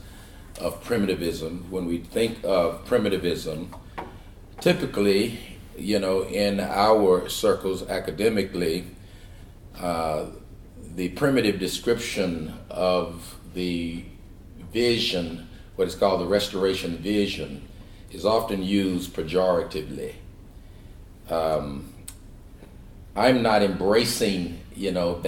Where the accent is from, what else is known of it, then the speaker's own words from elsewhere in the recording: Shawnee, Oklahoma, United States; moved away; also born or lived in California; I'm from Oklahoma, a little place 38 miles southeast of Oklahoma City called Shawnee, raised in a small church there